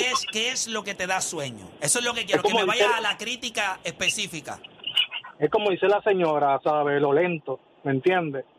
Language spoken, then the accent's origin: Spanish; Puerto Rico; now in Florida, United States; soy boricua